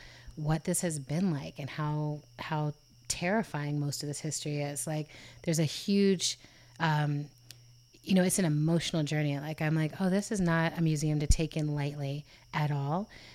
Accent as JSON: {"language": "English", "country": "Germany", "tie": "born or raised there", "said": "I grew up in Germany and Europe."}